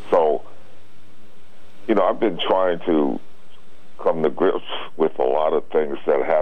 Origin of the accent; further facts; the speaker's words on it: New England, United States; you know he's a senior citizen like myself. I was basically born and raised in New England.